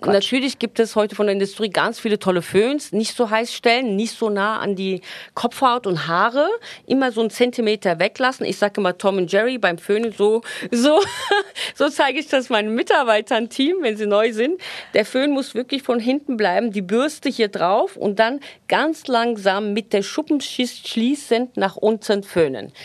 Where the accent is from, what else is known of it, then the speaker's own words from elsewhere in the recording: Turkey; moved away; Wir sind in der Türkei groß geworden